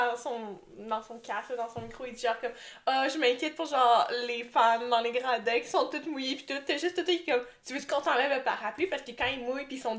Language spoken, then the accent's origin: French; Canada; Je pense que mon message préféré de l'année en tant que Canadienne, c'est quand Lens.